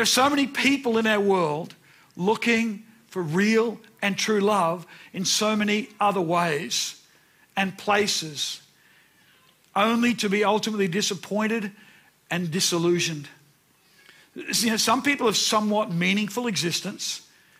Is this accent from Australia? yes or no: yes; Brisbane, Queensland, Australia; I remember when I was about 9. I was walking home from Nunda State School